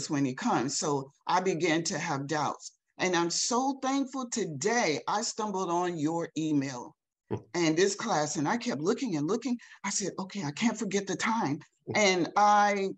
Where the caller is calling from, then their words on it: Elizabeth City, North Carolina, United States; I'm calling in from Elizabeth City, North Carolina.